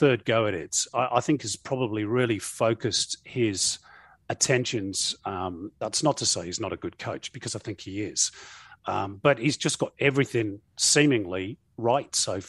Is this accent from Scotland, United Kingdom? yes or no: no; Manchester, North West England, United Kingdom; now in New South Wales, Australia; I'm from Manchester